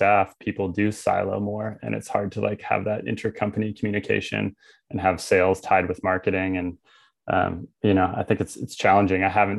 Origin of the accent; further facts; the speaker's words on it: Tofino, British Columbia, Canada; Like I'm from Tofino.